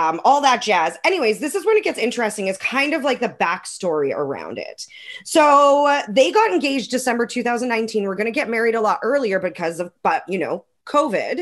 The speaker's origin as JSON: {"language": "English", "town": "Calgary", "region": "Alberta", "country": "Canada", "tie": "born or raised there", "moved": "yes", "said": "I was born in Calgary."}